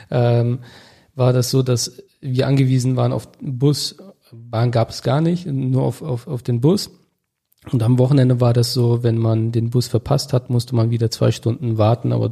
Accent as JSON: {"language": "German", "town": "Augustdorf", "region": "North Rhine-Westphalia", "country": "Germany", "tie": "born or raised there", "also_born_or_lived": "Detmold", "said": "Ich komme aus Augustdorf. Das ist ein Dorf circa 20 Kilometer von Bielefeld entfernt. Dort bin ich aufgewachsen, groß geworden, auch in der Nähe in Detmold ja, geboren."}